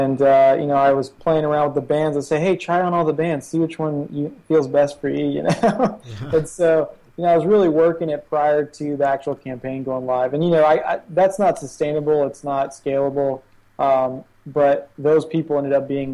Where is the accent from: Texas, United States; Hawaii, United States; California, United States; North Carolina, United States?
North Carolina, United States; Charlotte; moved away as an adult; now in Shenzhen, China; I ended up going back to my hometown, Charlotte, North Carolina